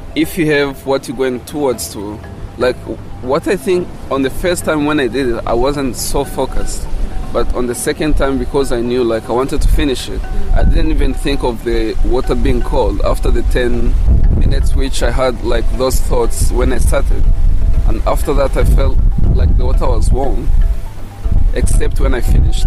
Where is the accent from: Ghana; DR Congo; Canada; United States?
DR Congo; English is a second language; now in South Africa